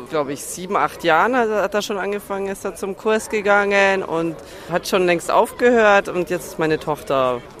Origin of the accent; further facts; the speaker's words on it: Germany; moved away as an adult; now in Czechia; Also ich bin eigentlich schon zweisprachig aufgewachsen. Das heißt, mein Vater war eigentlich Tscheche, meine Mutter war Sudetendeutsche und wir sind dann emigriert. Also nach Deutschland. Ich bin in Deutschland aufgewachsen und bin dann wieder hergekommen na, zum Studium.